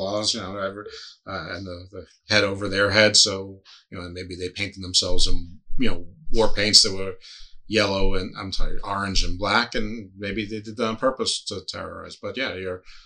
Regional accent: East Coast, United States; I'm a spoiled American from a East Coast suburban city

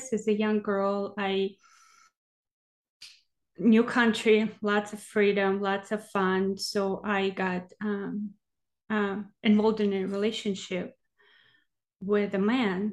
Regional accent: Siberia, Russia; English is a second language; also born or lived in Texas, United States; now in Oregon, United States; So I am from Russia, from Siberia, from small village, actually. Well, I was born in a city, but then we lived in a small village, and I lived with my grandma

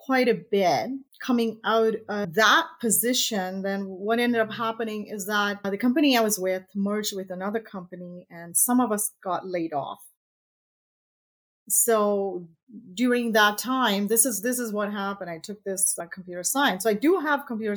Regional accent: Tanzania; now in Canada; I was born in East Africa, Tanzania, and emigrated to Canada in 1978 or something like that.

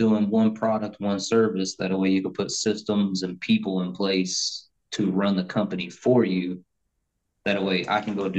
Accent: Colorado, United States; moved away; also born or lived in Denver / Fort Collins; I grew up in Colorado.

